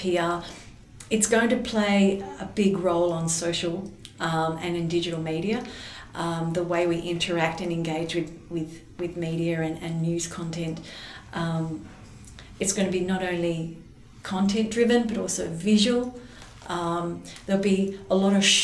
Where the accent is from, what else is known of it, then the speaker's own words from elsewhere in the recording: Adelaide, South Australia, Australia; growing up in Adelaide